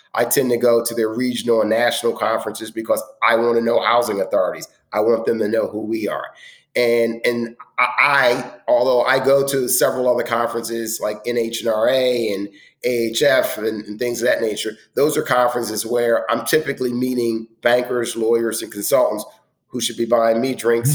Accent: Philadelphia, Pennsylvania, United States; I grew up in the other end of town, but it's, it's my hometown

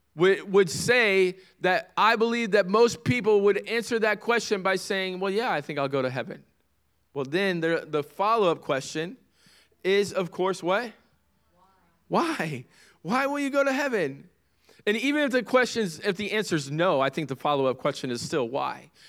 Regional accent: United States; As an American citizen

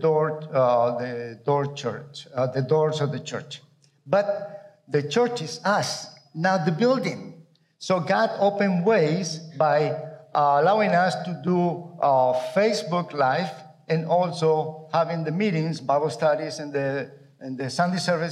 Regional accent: Colombia; also born or lived in United States; now in Mexico; I grew up in Colombia, South America. I came to the U.S. to study

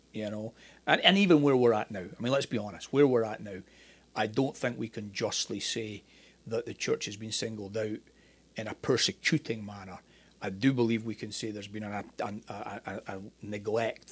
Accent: Scotland, United Kingdom; moved away as an adult; also born or lived in Northern Ireland; now in United States; I'm Scottish

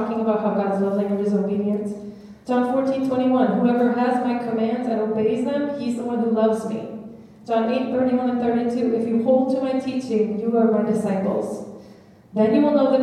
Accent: United States; being American

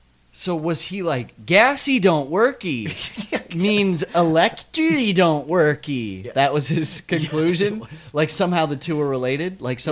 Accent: South Dakota, United States; growing up in South Dakota, and there's electric fences.

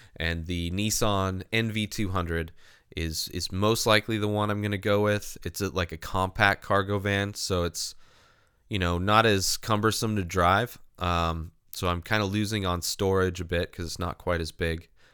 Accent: Southern California, United States; also born or lived in San Diego; growing up in Southern California

